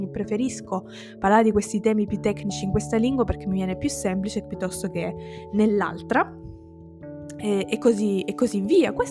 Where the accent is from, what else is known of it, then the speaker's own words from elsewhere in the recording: Sicily, Italy; accent: Sicilian; now in Piedmont, Italy; ti usciva di nuovo l'accento siciliano che io ho parzialmente perso perché vivo in Piemonte da 10 anni, da più di 10 anni